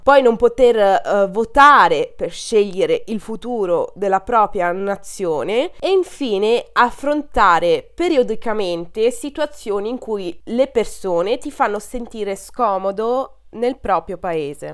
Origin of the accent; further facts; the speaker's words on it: Italy; Ho origini albanesi da entrambi i miei genitori, ma sono nata e cresciuta in Italia